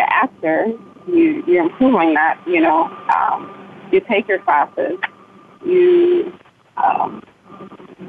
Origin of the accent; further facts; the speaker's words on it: Ghana; I'm Ghanaian, which is West Africa from Ghana